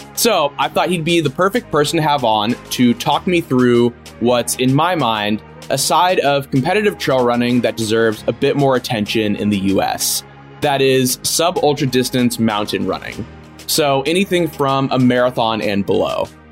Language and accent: English; San Francisco, California, United States; I grew up in San Francisco before the big tech boom, and I'm I still live here